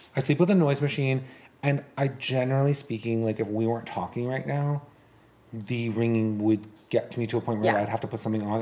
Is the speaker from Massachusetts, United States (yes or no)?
yes; Boston, Massachusetts, United States; I'm from Boston